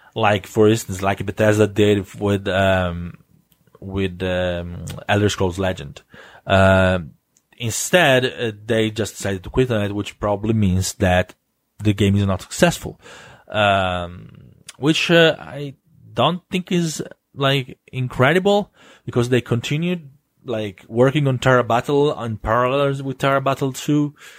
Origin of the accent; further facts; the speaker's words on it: Italy; accent: Italian; my silly Italian accent